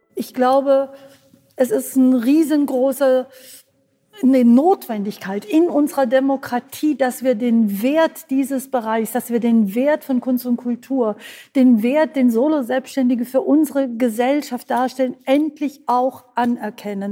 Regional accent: Kassel, Hesse, Germany; in Kassel, meinem Geburtsort

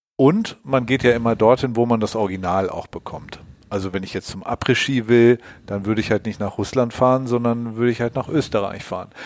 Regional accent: Allgäu, Bavaria, Germany; moved away; ins Allgäu gefallen, meine Heimat

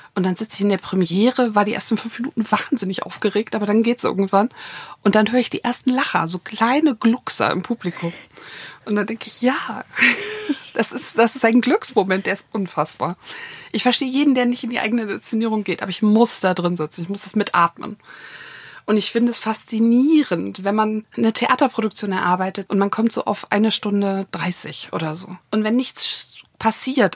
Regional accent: Hamburg, Germany; moved away; also born or lived in Berlin; ich bin in Hamburg geboren und aufgewachsen

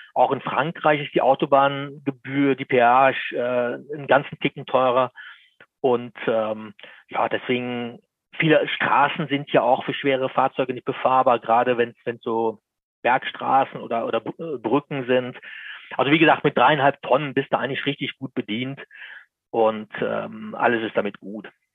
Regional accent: Lower Bavaria, Germany; bei uns in Niederbayern, ich komme aus Niederbayern, da ist es sehr schön

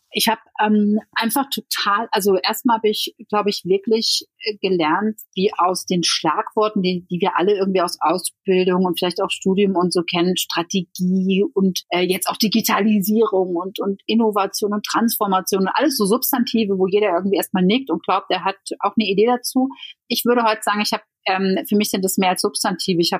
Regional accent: Netherlands; now in Germany; ich bin ja Niederländerin

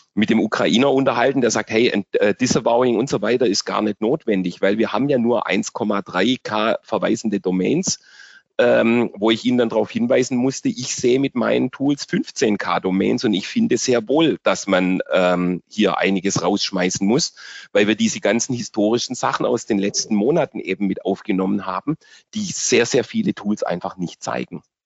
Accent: Germany; bei uns in Deutschland

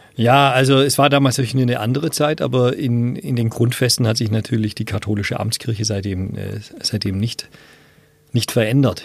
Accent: Riedlingen, Baden-Württemberg, Germany; also born or lived in Erlangen; Bin dann aber aufgewachsen in Riedlingen, eine kleine Stadt an der Donau

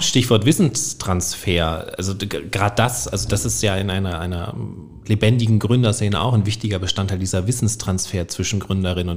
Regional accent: Northern Germany, Germany; moved away as an adult; now in Trier, Germany; als äh, gebürtiger Norddeutscher, der Hochdeutsch spricht

